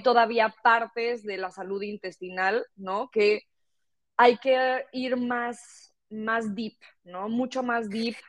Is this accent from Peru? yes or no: no; Mexico; moved away as an adult; now in Barcelona, Spain; yo soy de México y bueno, me gradué ya de la carrera y terminé haciendo mi máster en Barcelona, donde vivo actualmente